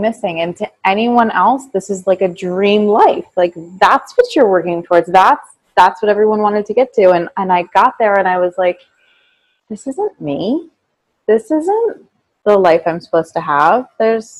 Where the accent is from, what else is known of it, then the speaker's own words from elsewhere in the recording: Caldwell, New Jersey, United States; moved away as an adult; now in Italy; I grew up in Caldwell, New Jersey